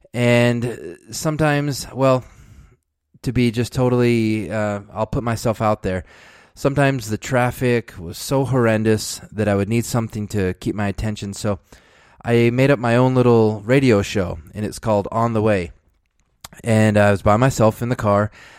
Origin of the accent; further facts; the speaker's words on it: Dallas, Texas, United States; born there; I was born in Dallas, Texas. I'm the fourth of six children